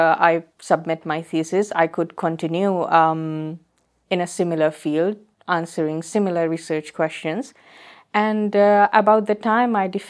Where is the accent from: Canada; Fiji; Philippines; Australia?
Fiji; I'm from the Fiji Island.